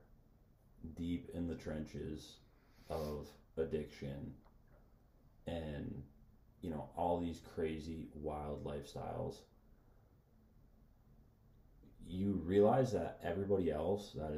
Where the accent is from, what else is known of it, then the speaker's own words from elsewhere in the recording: United States; We are American Christians, not Christian Americans